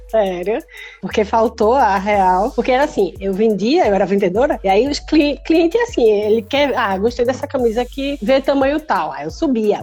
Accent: Recife, Pernambuco, Brazil; moved away as an adult; now in Porto Alegre, Brazil; Hoje eu moro em Porto Alegre porque eu estou em lista de transplante aqui em Porto Alegre, mas eu sou de Recife.

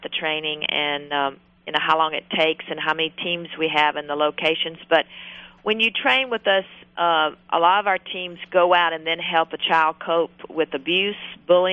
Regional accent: the South, United States; I'm obviously from the South.

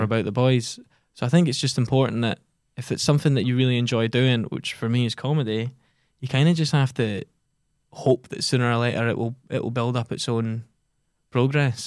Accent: Giffnock, Scotland, United Kingdom; also born or lived in Edinburgh; only one of us is strictly from Glasgow, and that's me, and I'm from Gifnut.

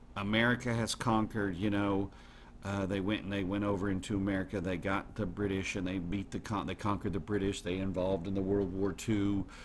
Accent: United States; also born or lived in Netherlands; proud as an American.

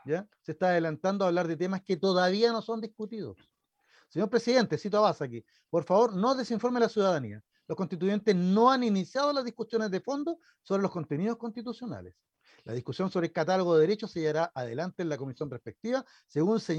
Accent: Chile; somos mejores chilenos

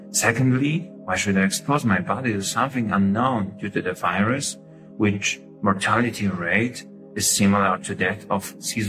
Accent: Poland; now in Germany; I come from Poland. I work as an internist in Germany

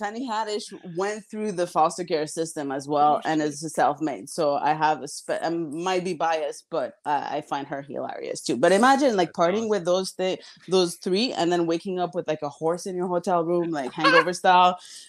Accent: Mexico; now in Canada; I'm actually a snow Mexican. I was born in Mexico. I don't even have a Canadian passport.

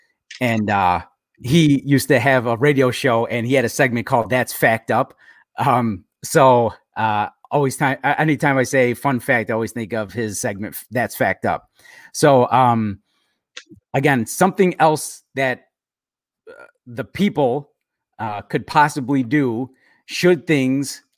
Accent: Chicago, Illinois, United States; where I grew up in Chicago

